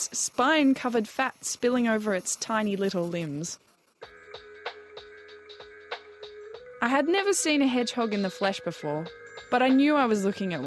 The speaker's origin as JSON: {"language": "English", "country": "Australia", "moved": "yes", "lives_now": "New Zealand", "said": "As an Australian"}